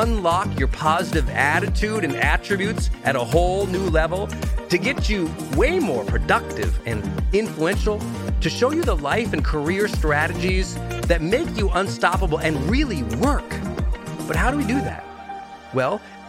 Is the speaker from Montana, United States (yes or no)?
yes; Montana, United States; moved away as an adult; I'm from Montana, right? I'm from this tiny Irish mining town that was economically depressed for a century by the time I got there. And my parents, you know, raising us four kids